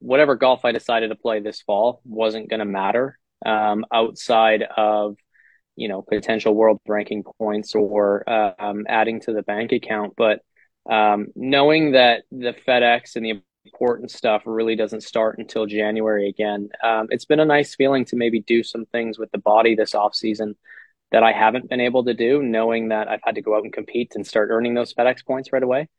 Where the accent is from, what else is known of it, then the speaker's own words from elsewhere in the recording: Canada; us as Canadian players